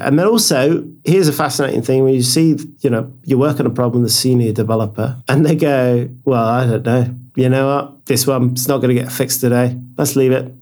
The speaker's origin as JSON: {"language": "English", "country": "United Kingdom", "moved": "yes", "lives_now": "Norway", "said": "I'm British, but we're based in Norway, our company"}